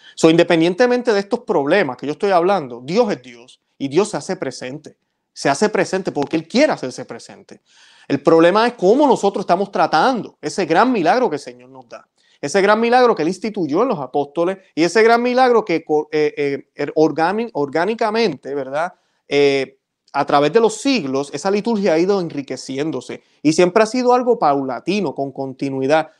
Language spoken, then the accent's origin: Spanish; Puerto Rico; yo que soy de Puerto Rico, yo recuerdo ir a la Catedral de San Juan